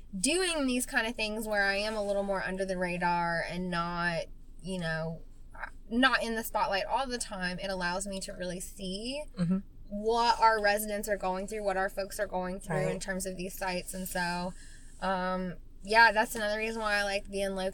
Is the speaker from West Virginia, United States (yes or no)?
yes; West Virginia, United States; accent: southern; now in Columbus, United States; I'm from West Virginia. I grew up poor